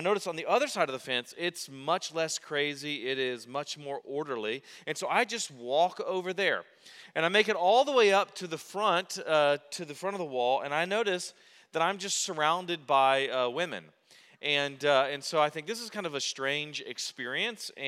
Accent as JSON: {"language": "English", "country": "United States", "tie": "born or raised there", "said": "I grew up as an American Christian"}